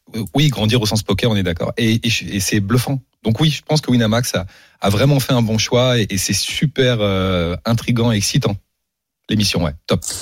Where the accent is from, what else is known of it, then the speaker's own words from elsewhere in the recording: Paris, Île-de-France, France; je suis né à Paris je suis d'ici